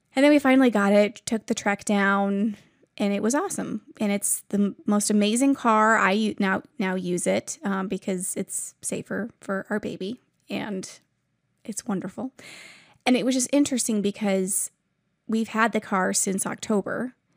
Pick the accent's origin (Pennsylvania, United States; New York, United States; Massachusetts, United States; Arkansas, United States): New York, United States; now in Ohio, United States; I'm originally from New York